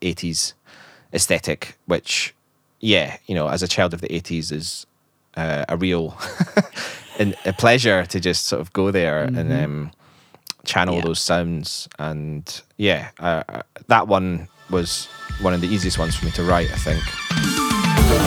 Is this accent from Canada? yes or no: no; Scotland, United Kingdom; accent: Scottish; my Scottish accent